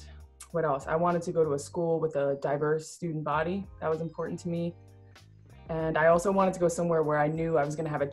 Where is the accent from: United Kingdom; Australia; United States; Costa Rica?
United Kingdom; Surrey, South East England; I'm from Surrey, England